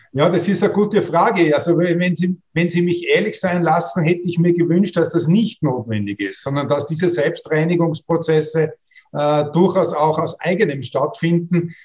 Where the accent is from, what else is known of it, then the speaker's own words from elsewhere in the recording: Austria; als Österreicher und Österreicherinnen